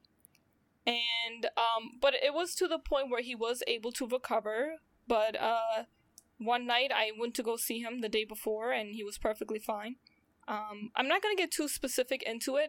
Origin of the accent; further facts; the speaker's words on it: New York, United States; I'm from New York, currently still in New York